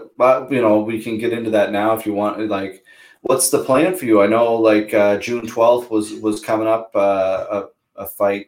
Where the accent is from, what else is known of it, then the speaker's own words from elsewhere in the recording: Pictou County, Nova Scotia, Canada; I'm from Pictou County, Nova Scotia